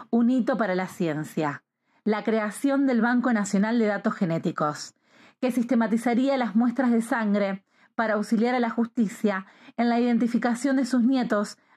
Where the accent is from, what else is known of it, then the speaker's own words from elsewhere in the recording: Argentina; soy argentina y hoy vamos a hablar sobre la búsqueda de la identidad.